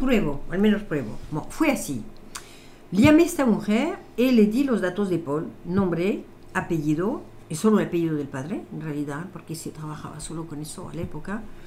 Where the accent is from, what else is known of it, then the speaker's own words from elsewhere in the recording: France; Spanish is a second language; moved away as an adult; also born or lived in Italy / Africa / Latin America; now in Spain; yo nací en Francia durante la guerra. Eh, viví toda mi adolescencia en Francia